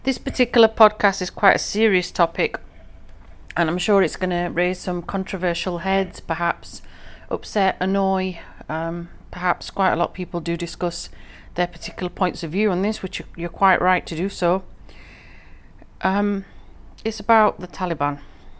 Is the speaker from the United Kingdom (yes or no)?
yes; England, United Kingdom; I'm from England personally, but my ethnic roots, my family hereditary roots, are from the northwest frontier of Pakistan, Afghanistan